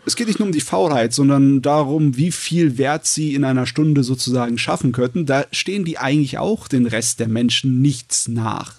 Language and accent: German; Germany; bei uns in Deutschland